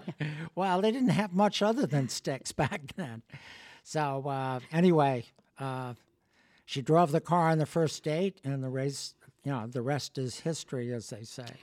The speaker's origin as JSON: {"language": "English", "region": "Connecticut", "country": "United States", "tie": "born or raised there", "also_born_or_lived": "Cleveland, Ohio / Washington", "said": "I grew up, uh, in Connecticut"}